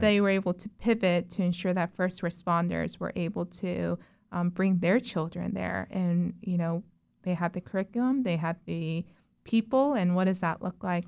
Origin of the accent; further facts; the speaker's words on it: Orlando, Florida, United States; also born or lived in Texas / South Korea; I grew up in Azalea Cove, um, so, or Azalea Park, so that area